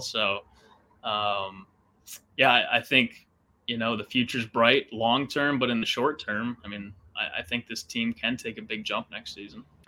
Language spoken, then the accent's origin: English; Minnesota, United States; moved away as an adult; also born or lived in Northern California; now in California, United States; I grew up in Minnesota uh, went to college there, worked at the regional sports network out there for five years.